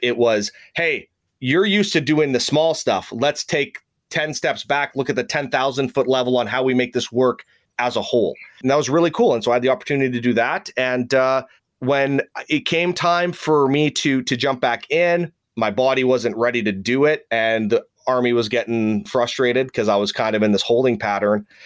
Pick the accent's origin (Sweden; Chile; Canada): Canada; Saskatoon, Saskatchewan; moved away; I actually switched to a reserve unit, which was in my hometown of Saskatoon